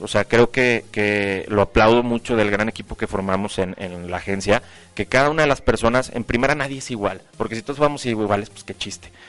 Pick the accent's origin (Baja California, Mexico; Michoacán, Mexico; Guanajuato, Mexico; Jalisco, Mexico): Guanajuato, Mexico; León; soy de aquí de León